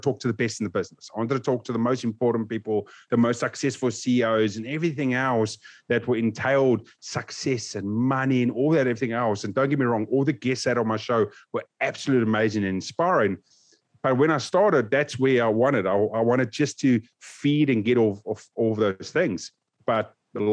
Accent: South Africa; Growing up in South Africa

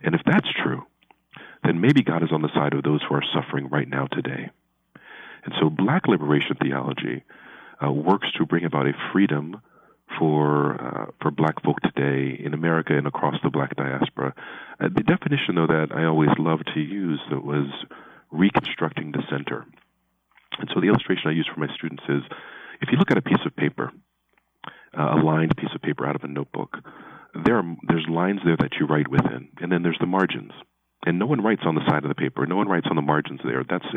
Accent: Baltimore, Maryland, United States; now in Philadelphia, United States; I was born in Baltimore

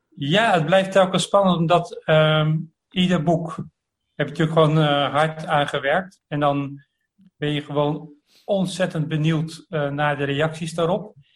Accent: Delft, South Holland, Netherlands; born or raised there

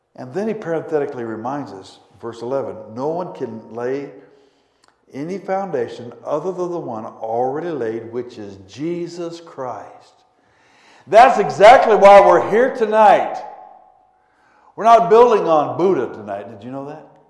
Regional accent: Pueblo, Colorado, United States; also born or lived in Denver, Colorado; But from age 2 through 18, we lived in Pueblo, Colorado, about 110 miles south of Denver

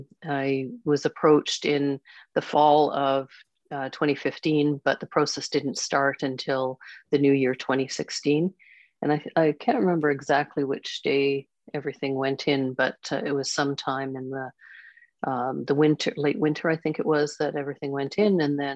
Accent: Quebec, Canada; born there; also born or lived in Ontario / British Columbia / Alberta / Saskatchewan; I was born in Quebec. I've lived in BC, Alberta, Saskatchewan, Nova Scotia, and my dad has roots in PEI.

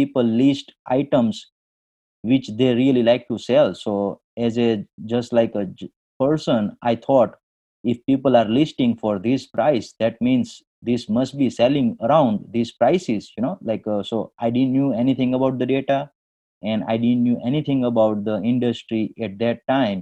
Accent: India; moved away as an adult; now in Detroit, United States; I born and brought up in India, but I moved to the USA in 2001.

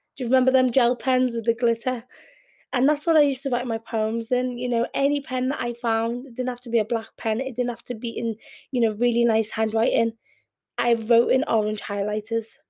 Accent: Liverpool, North West England, United Kingdom; accent: Scouse; first language Arabic; also born or lived in Yemen; I'm very Scouse in my accent, and I'm very inter inter in, um, inter no integrated with the community in Liverpool

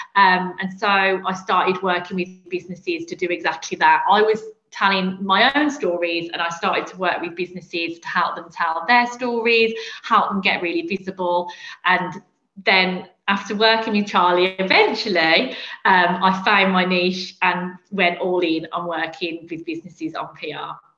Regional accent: Birmingham, West Midlands, United Kingdom; I'm not from London, as you can probably hear from my accent. I'm from Birmingham

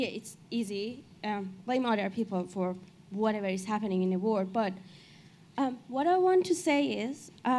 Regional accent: Iran; English is a second language; moved away as an adult; now in Australia; I'm from Iran. I've been living here for about 6-7 years.

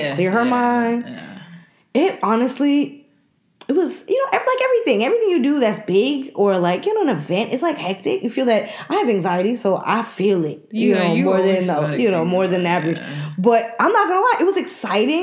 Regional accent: Jamaica; I'm a Jamaican

